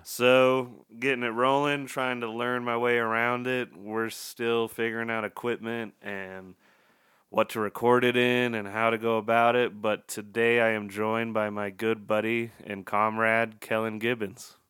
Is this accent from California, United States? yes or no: no; Utah, United States; we're both from Utah